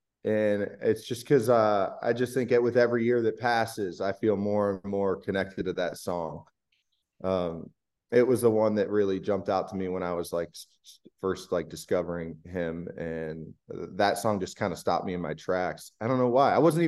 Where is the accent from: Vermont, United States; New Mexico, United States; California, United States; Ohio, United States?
Ohio, United States; Akron; I'm from Akron area. A lot of people leave Ohio, and I'm one of them, but I miss it.